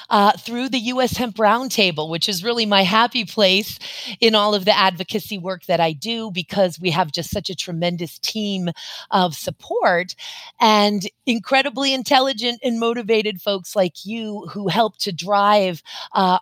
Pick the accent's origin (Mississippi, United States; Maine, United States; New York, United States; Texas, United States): Maine, United States; also born or lived in Boston, Massachusetts; I was born in Boston, as was my grandmother and my great grandmother, and raised in Maine